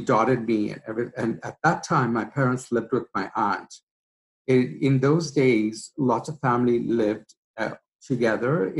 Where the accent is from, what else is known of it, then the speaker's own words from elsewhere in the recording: Kenya; also born or lived in Mombasa; now in Canada; I am originally from Kenya, East Africa.